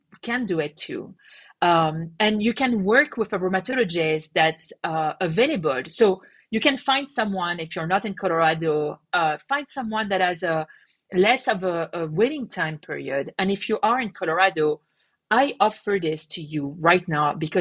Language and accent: English; France; moved away; I come from France.